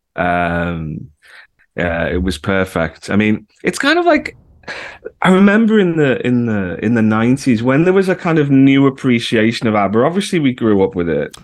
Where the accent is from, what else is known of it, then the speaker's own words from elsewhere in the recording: the Wirral, North West England, United Kingdom; moved away; also born or lived in Liverpool; I was born in Liverpool, but I actually grew up over the water and, uh, on the Wirral